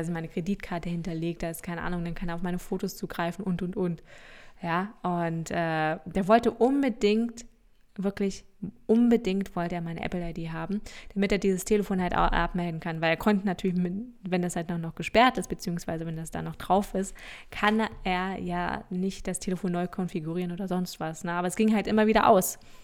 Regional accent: Lower Saxony, Germany; Wir sagen ja auch bei uns in Niedersachsen sagen wir auch ein Weizen.

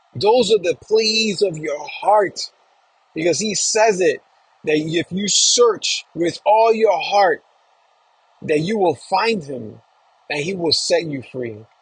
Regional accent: New York City, New York, United States; being born and raised in New York, in Queens, New York, Flushing, where my peeps

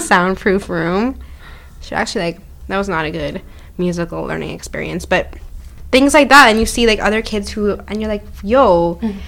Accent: Ottawa, Ontario, Canada; when I came to Canada, I grew up in Bayshore, Ottawa

